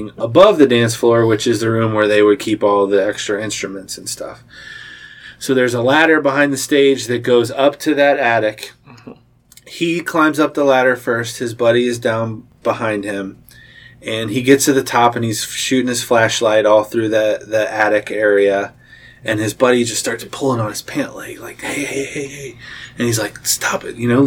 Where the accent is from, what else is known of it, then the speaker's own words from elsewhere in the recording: Cincinnati, Ohio, United States; I'm from the Cincinnati side, and I hadn't been on the Northern Kentucky side for very long